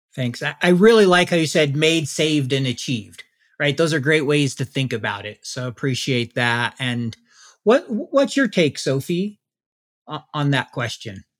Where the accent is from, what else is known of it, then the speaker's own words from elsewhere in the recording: Salt Lake City, Utah, United States; my hometown